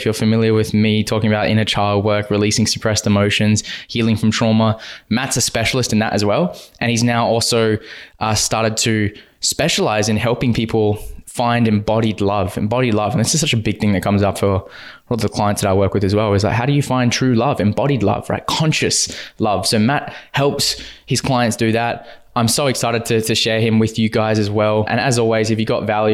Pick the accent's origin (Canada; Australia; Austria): Australia; Western Australia; growing up in Western Australia